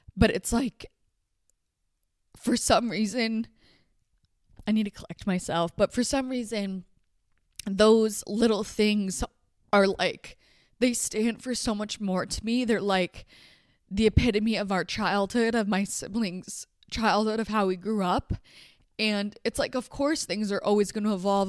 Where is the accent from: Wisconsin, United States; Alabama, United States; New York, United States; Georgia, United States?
New York, United States; upstate; moved away as an adult; now in Utah, United States; So I am home in upstate New York. Um, this is where I grew up